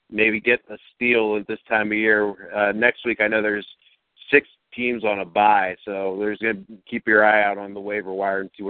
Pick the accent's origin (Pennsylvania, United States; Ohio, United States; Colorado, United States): Ohio, United States; Youngstown; now in Columbus, United States; from Youngstown to C-Bus.